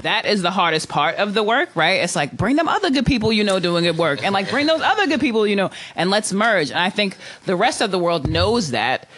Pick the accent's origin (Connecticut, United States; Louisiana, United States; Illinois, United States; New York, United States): New York, United States; now in Oakland, United States; I'm from New York originally